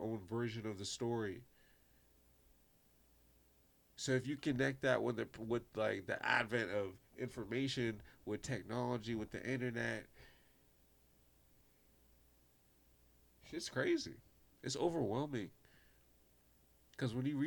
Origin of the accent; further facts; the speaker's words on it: New York City, New York, United States; I'm from Brooklyn.